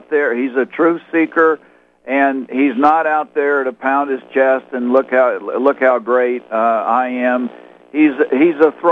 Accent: Houston, Texas, United States; also born or lived in San Francisco, California; now in Idaho, United States; I'm originally from Texas, originally from Houston

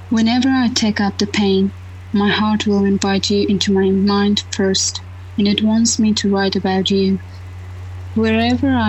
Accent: Afghanistan; English is a second language; moved away as an adult; So living in a, uh, my home country and then just left my home country and then go abroad. So it was completely odd for me. You know that always living as a woman in Afghanistan always is, it has their own challenges, right?

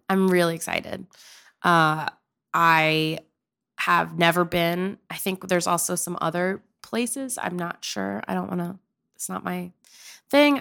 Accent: Pennsylvania, United States; moved away as an adult; also born or lived in Oklahoma; I'm from Pennsylvania.

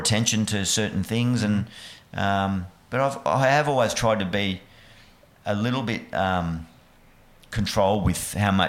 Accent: New South Wales, Australia; moved away as an adult; also born or lived in Bellingen / Junee / Deniliquin / Lismore; now in Western Australia, Australia; I was born in Bellingen up in the sort of Northern Tablelands, then went to down south of New South Wales, Junee, Deniliquin

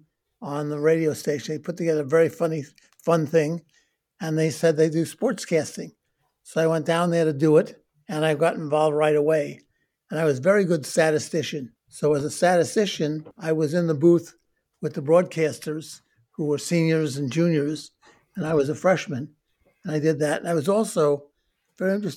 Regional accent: New York City, New York, United States; I was born in Brooklyn in 1945

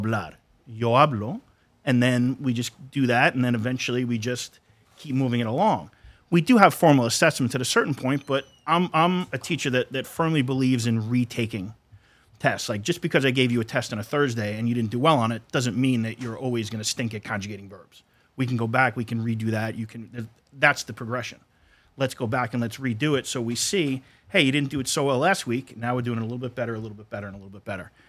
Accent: Brooklyn, New York, United States; also born or lived in Long Island; I grew up in Brooklyn, Long Island

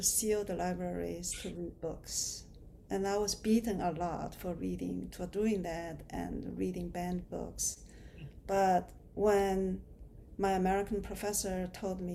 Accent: China; now in United States; my experience growing up in China

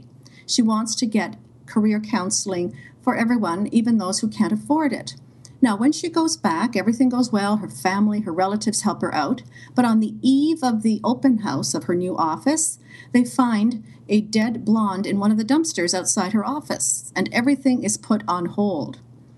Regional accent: Sudbury, Ontario, Canada; Sudbury, Ontario, a mid-sized community. It's about 250 miles north of Toronto. I grew up in Sudbury

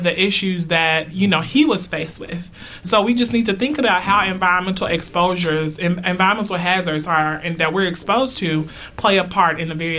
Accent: Newark, New Jersey, United States; neither does my home, Newark, mm-hmm. my hometown.

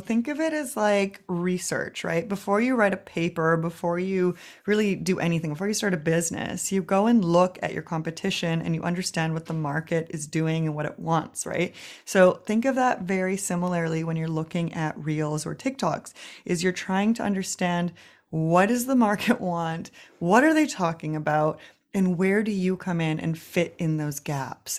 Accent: Vancouver, British Columbia, Canada; moved away as an adult; now in Berlin, Germany; in Vancouver, Canada, where I'm from

